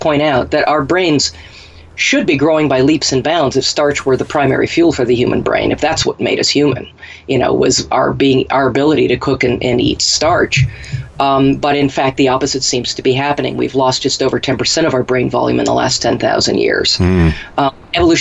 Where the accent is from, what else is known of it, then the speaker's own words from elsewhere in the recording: Minnesota, United States; we had poke where I grew up in Minnesota